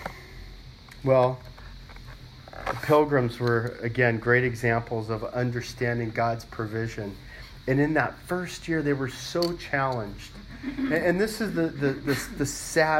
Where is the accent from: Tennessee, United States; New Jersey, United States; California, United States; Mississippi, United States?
California, United States; Los Angeles; growing up in Los Angeles